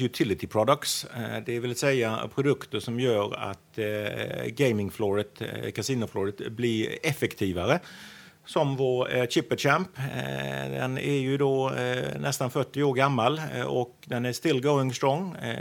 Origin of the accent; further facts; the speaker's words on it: Sweden; moved away as an adult; also born or lived in Wales, United Kingdom; now in Singapore; 48 år gammal och eh, svensk, eh, flyttade till eh, Storbritannien för att eh, plugga en väldigt lång tid sedan